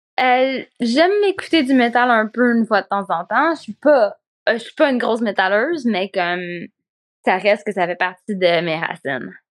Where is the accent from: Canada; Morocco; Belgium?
Canada; Quebec; moved away as an adult; also born or lived in Spain; quand je suis partie du Québec